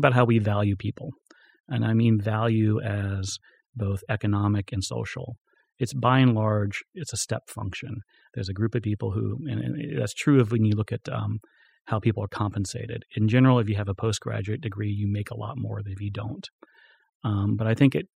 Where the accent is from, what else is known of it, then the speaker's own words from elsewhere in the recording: Florida, United States; moved away; when I was a kid, we had an orange juice factory in our town. I'm from Florida.